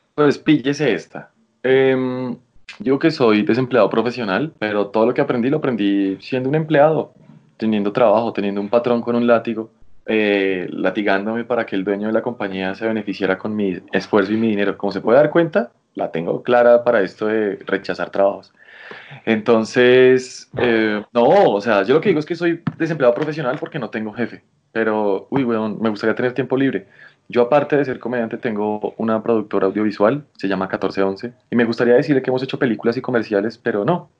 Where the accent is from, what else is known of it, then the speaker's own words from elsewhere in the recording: Colombia; esos somos los colombianos